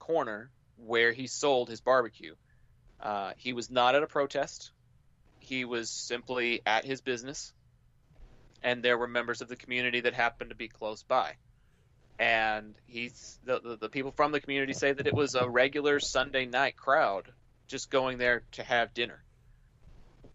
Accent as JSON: {"language": "English", "region": "Texas", "country": "United States", "said": "I'm from Texas."}